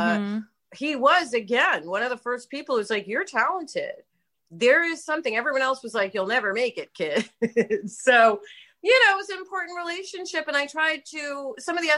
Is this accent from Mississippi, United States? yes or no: no; New York City, New York, United States; I grew up in New York City